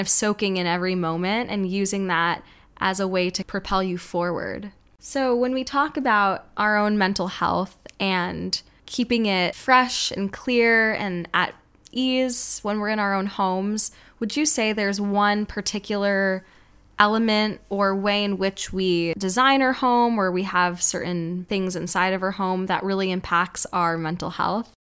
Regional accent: New York City, New York, United States; growing up in New York City

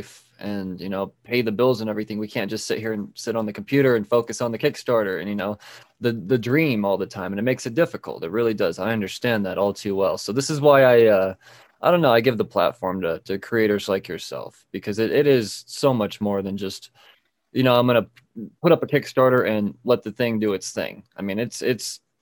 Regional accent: United States; as an American

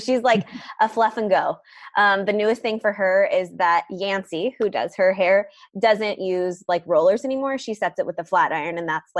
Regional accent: San Diego, California, United States; I am from San Diego, California. Born and raised? Yep.

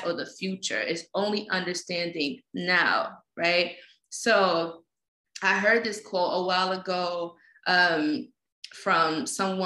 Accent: New York City, New York, United States; growing up in Fort Greene Projects, growing up in the slums

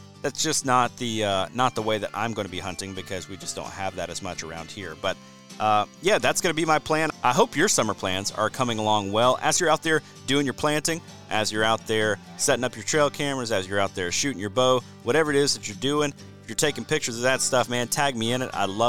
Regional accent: Georgia, United States; I've been doing some habitat consulting for landowners in Georgia, my home state of Georgia

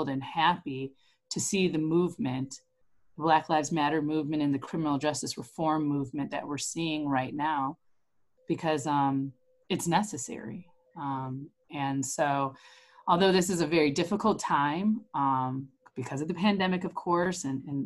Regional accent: Elgin, Illinois, United States; moved away as an adult; also born or lived in Durham, North Carolina / Chicago / Geneva, Illinois; now in Aurora, United States; I'm actually originally from Elgin. I was born and raised in Elgin, went to public school in Elgin

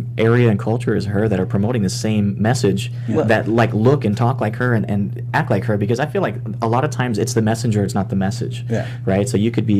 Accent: South Mississippi, United States; I was actually born and raised in South Mississippi within a Hindu community.

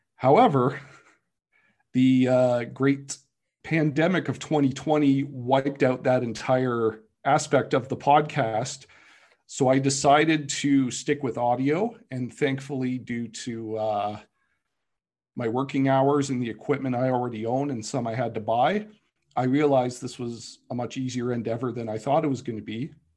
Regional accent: Canada

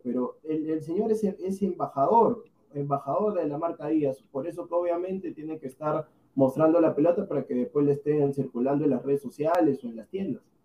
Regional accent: Peru; yo soy peruano

